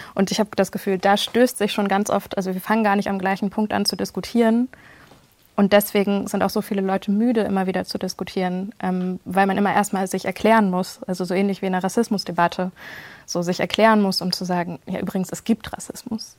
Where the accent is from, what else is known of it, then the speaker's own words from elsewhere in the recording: Germany; ich eigentlich in einer relativ heilen Welt aufgewachsen bin in Deutschland